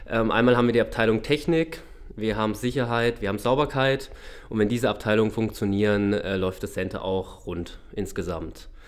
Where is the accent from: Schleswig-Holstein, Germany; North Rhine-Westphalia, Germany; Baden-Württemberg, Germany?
Baden-Württemberg, Germany; Freiburg; now in Cottbus, Germany; Ursprünglich komme ich aus Freiburg, also ähm, geboren in Baden, im schönen Badenland.